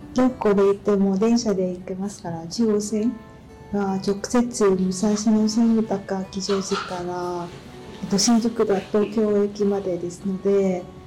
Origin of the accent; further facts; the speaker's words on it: Ho Chi Minh City, Vietnam; Japanese is a second language; moved away as an adult; now in Mitaka, Japan; ベトナムのホチミ市から参りました。